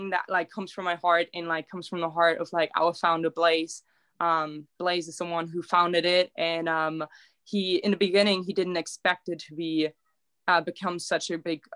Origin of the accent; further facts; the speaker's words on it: Germany; also born or lived in Nevada; now in Reno, United States; Growing up in a little town, in my town, we didn't have homeless people. We only like 1,200 people there.